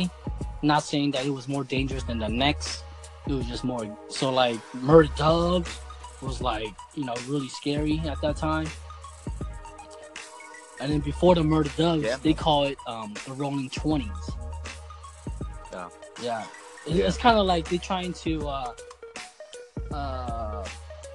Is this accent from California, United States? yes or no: yes; Oakland, California, United States; I grew up around 35th Avenue and kind of 38th Avenue because that's where the middle school was